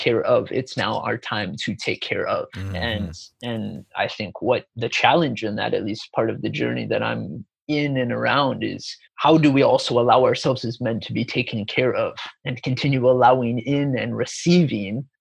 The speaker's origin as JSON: {"language": "English", "country": "United States", "tie": "born or raised there", "also_born_or_lived": "Chicago, Illinois / Sedona, Arizona", "moved": "as an adult", "lives_now": "Gold Coast, Australia", "said": "I was born and raised in Chicago, but I grew up in mystical Sedona, Arizona, and spent a lot of time in the desert of Arizona."}